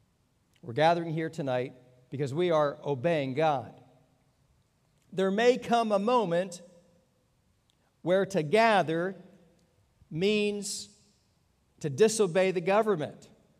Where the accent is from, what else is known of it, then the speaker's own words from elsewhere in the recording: Pennsylvania, United States; born there; also born or lived in Texas / Virginia; I was born in Pennsylvania, lived in Texas, lived in Virginia